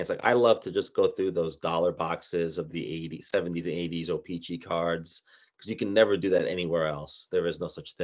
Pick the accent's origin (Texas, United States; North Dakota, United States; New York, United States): New York, United States; New York City; I'm from Brooklyn, New York